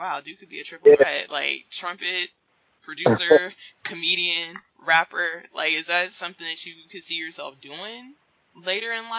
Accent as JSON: {"language": "English", "region": "the West", "country": "United States", "moved": "yes", "said": "I'm from the West"}